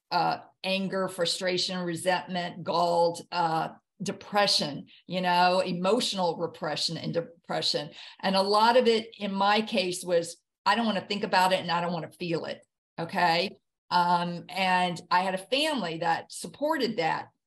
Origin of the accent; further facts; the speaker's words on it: the South, United States; I grew up in the South and it was soul food and it was soul music.